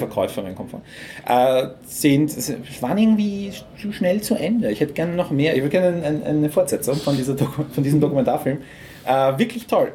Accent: Lower Austria, Austria; als Niederösterreicher

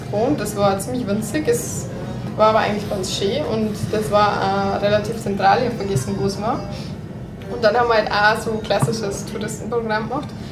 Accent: Morocco; als Marokkaner

